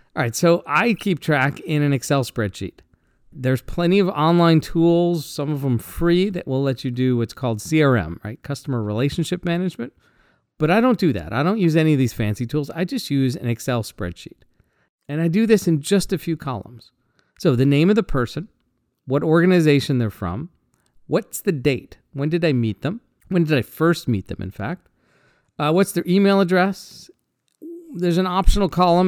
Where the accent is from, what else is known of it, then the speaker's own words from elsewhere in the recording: Seattle, Washington, United States; I'm from Seattle.